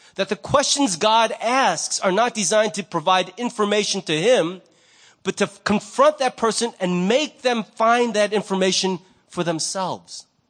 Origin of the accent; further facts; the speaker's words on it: United States; I'm Korean American.